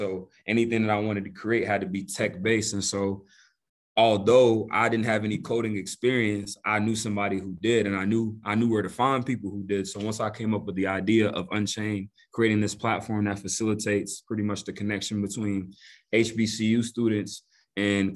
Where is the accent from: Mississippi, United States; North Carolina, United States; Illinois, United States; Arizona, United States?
North Carolina, United States; Greensboro; also born or lived in Togo; been living in Greensboro pretty much all my life. Grew up in Greensboro.